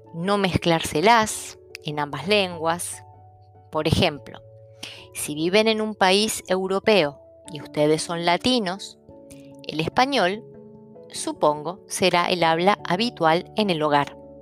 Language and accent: Spanish; Argentina; first language Italian; nací en Argentina y en un hogar donde mi madre era italiana, mi padre polaco, mi hermana argentina